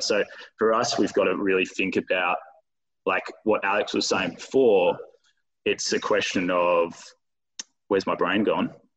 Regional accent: Bunbury, Western Australia, Australia; now in Perth, Australia; I'm from Bunbury. I'm in Perth.

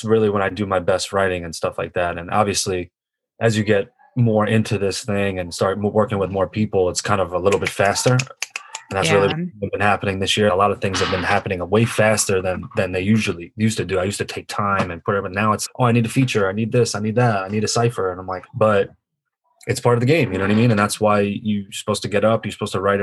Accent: New York, United States; also born or lived in Long Island, New York; I grew up in Canarsie, New York, before I moved to Long Island

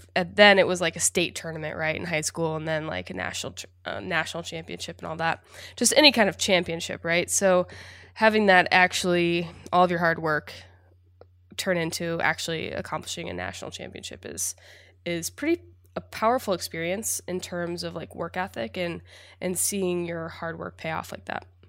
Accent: Indiana, United States; I grew up in Indiana. a Midwest girl, small town

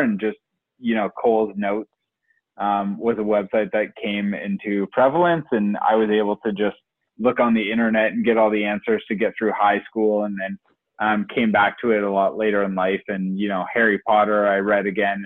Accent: Oakville, Ontario, Canada; also born or lived in Brampton; me and Sunshine are from Oakville

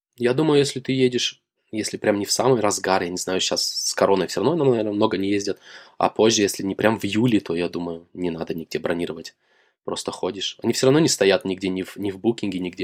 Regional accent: Shakhtinsk, Karaganda Region, Kazakhstan; moved away as an adult; now in Germany; Город Шахтинск, возле Караганды.

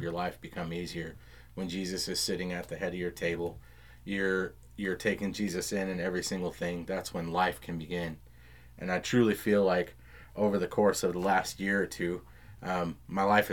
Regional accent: Round Rock, Texas, United States; 620 was the street I grew up on in Round Rock.

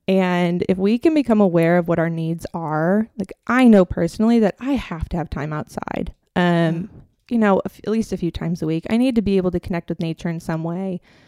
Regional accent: Minnesota, United States; moved away; I'm actually from Minnesota.

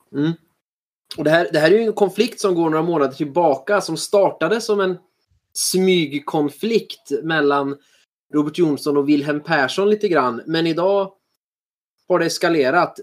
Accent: Sweden; oss svenskar

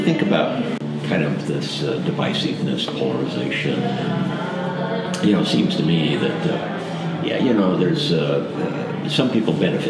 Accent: Texas, United States; you know, you got Texas, and I know how Texas thinks about Texas, and but at the same time, as a Texan

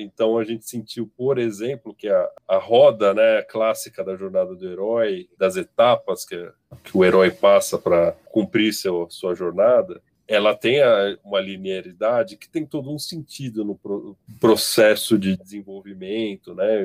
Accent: São Paulo, Brazil; Sou de São Paulo

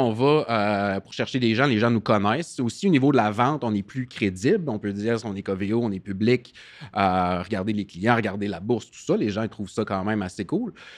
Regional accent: Gaspésie, Quebec, Canada; moved away; also born or lived in Rimouski; Je suis euh, gaspésien à la base

